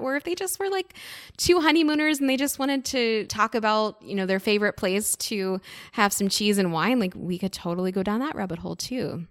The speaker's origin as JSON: {"language": "English", "country": "United States", "also_born_or_lived": "New York City", "accent": "very American", "lives_now": "Napa Valley, United States", "said": "my accent's very American"}